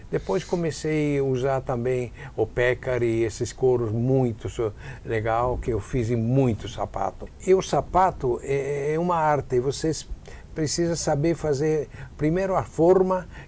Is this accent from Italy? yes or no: yes; Padua, Veneto, Italy; Portuguese is a second language; Ah, sou de Pádua.